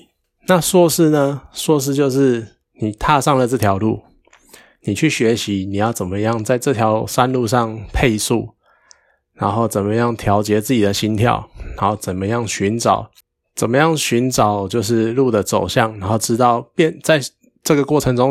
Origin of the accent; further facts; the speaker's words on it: Taiwan; 因为其实这又会牵扯到我们台湾人好了，其实不止台湾人，甚至于整个可能东亚圈